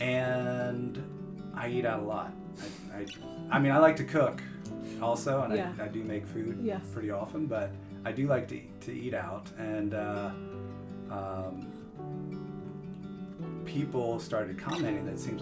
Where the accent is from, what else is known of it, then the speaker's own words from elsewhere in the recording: York, Pennsylvania, United States; I did grow up here. My family's here